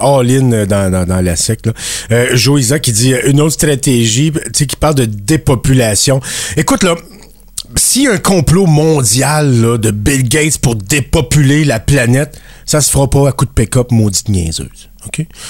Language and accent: French; Acadia, Canada; je suis acadien aussi